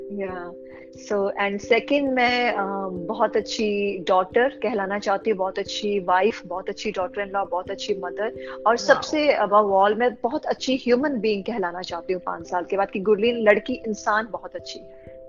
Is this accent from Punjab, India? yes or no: yes; Chandigarh, Punjab, India; moved away; मैं भी चंडीगढ़ पंजाब से ही आई हूँ आपके वहां से ही मैं निकल के आई हूँ